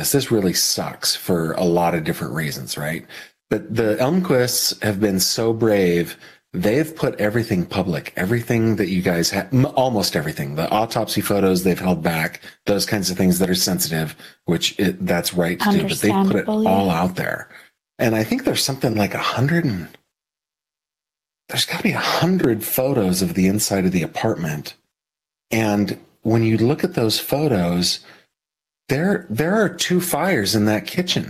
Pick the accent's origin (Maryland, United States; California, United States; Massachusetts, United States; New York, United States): California, United States; Sacramento; Capital city of California. I grew up in Sacramento